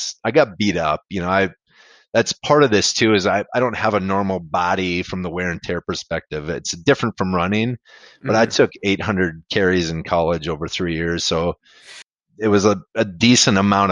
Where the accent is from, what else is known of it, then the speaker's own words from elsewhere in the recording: Mayville, Wisconsin, United States; I grew up in Mayville